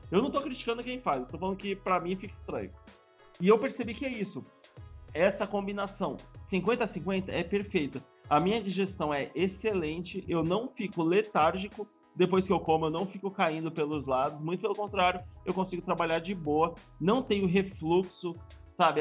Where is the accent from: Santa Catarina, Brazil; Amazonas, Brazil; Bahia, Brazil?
Bahia, Brazil; o meu corpo de baiano